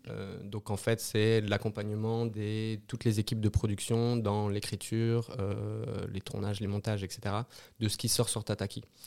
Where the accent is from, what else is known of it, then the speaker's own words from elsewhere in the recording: Brittany, France; moved away as an adult; also born or lived in Paris / Lyon; now in Switzerland; je suis français, je suis breton, j'ai travaillé à France Télévisions à Paris